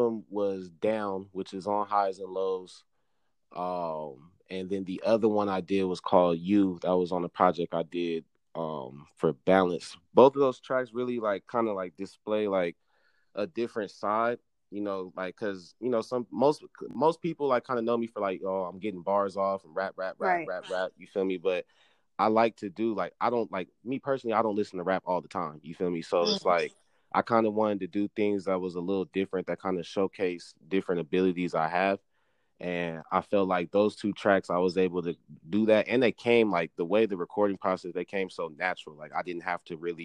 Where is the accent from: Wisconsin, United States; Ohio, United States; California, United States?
California, United States; Moreno Valley; I'm from Reno Valley, top of the M, Inland Empire.